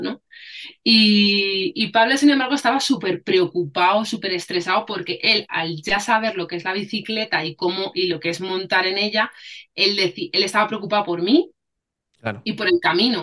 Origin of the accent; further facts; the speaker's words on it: Spain; soy española y mi madre, o sea, mi padre es español y mi madre es africana.